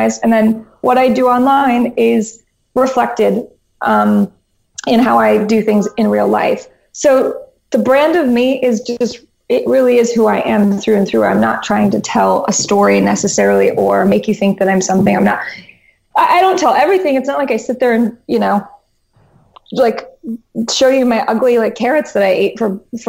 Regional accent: Albuquerque, New Mexico, United States; now in New York, United States; I was born in New Mexico. Basically, Portlandia in Albuquerque. That was my childhood.

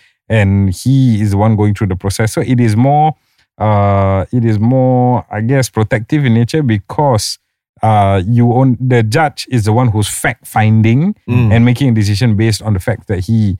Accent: Singapore; Singapore, we are common law tradition.

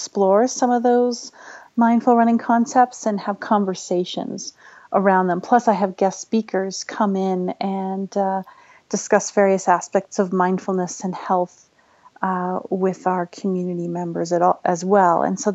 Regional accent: British Columbia, Canada; moved away as an adult; also born or lived in Canmore, Alberta; now in Colorado, United States; I grew up in British Columbia, but I was living and working in Canmore, Alberta.

